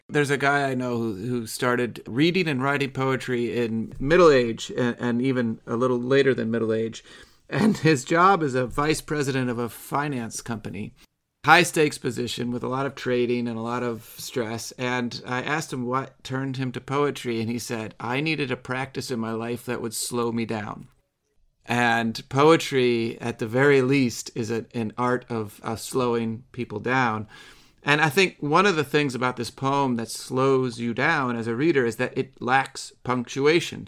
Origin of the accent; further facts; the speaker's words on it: around Lake Michigan, Midwest, United States; I'm from the Midwest. I, I grew up around Lake Michigan